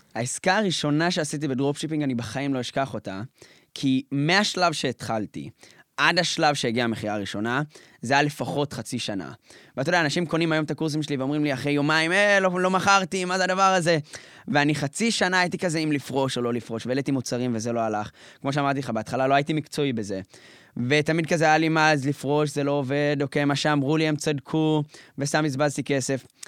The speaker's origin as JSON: {"language": "Hebrew", "town": "Jerusalem", "region": "Jerusalem District", "country": "Israel", "tie": "born or raised there", "said": "משפחה ממוצעת, משפחה חרדית בירושלים"}